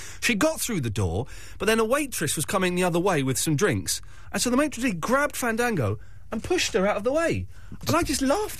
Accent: United Kingdom; And as any British man will tell you, I concocted a cunning plan.

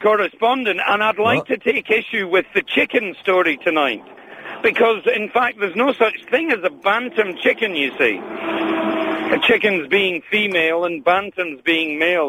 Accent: Scotland, United Kingdom; I'm Scottish.

